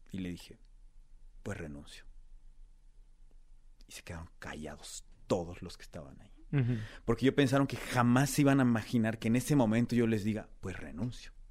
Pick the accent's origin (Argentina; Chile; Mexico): Mexico; si yo les decía vengo de México, uy, secuestros, uy, mafia, uy, drogas, uy, delincuencia, uy, todo lo malo.